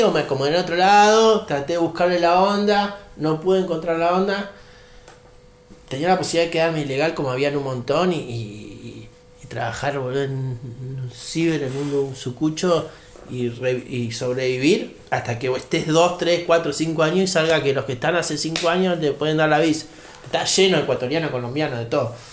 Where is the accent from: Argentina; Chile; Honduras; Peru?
Argentina; Neuquén; also born or lived in Mexico; Si yo soy de Neuquén.